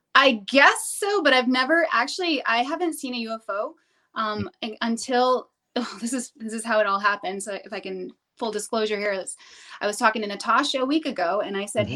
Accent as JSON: {"language": "English", "region": "New Hampshire", "country": "United States", "said": "I'm from New Hampshire"}